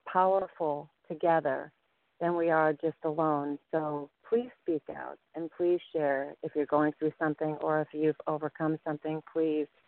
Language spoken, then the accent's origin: English; Chicago, Illinois, United States; I grew up in Chicago and um, lived in the rough areas and saw more than I wanted to see